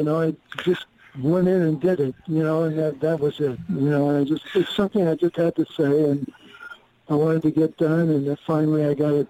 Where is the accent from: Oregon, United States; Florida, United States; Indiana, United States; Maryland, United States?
Indiana, United States; Goshen; moved away; also born or lived in New York City / Los Angeles; when I grew up there in Goshen, Indiana, up north